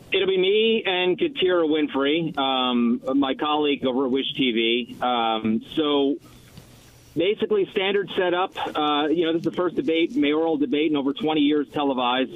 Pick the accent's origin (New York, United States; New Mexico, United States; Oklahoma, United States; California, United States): New York, United States; New York City; moved away; I'm a New Yorker.